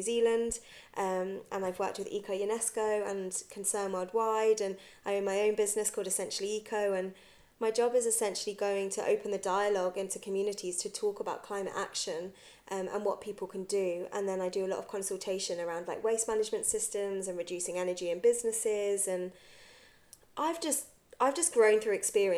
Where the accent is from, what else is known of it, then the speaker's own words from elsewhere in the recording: Guildford, South East England, United Kingdom; moved away as an adult; also born or lived in Bristol; I was brought up in Guildford, which is quite a white middle class area